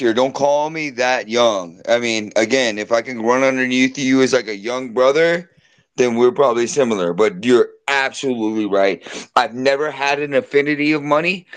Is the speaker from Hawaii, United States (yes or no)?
yes; Hawaii, United States; I grew up in Hawaii, dude. I was born and raised on an island.